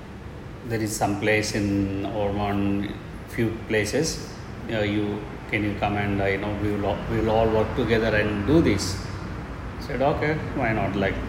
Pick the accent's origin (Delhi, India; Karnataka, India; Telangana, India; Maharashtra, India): Telangana, India; Hyderabad